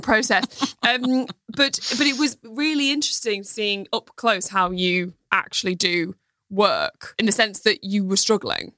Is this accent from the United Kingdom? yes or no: yes; England, United Kingdom; growing up in the England